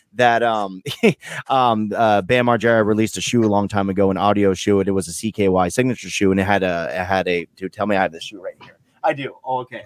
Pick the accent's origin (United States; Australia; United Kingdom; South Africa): United States; Vermont; I'm like Vermont